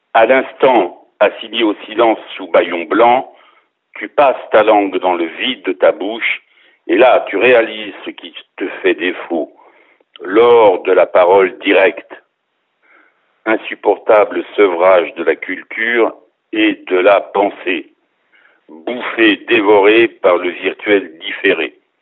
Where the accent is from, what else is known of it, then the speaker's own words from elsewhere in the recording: near Arnay-le-Duc, Bourgogne-Franche-Comté, France; moved away; à côté d'où moi je suis originaire, à côté d'Arnette duc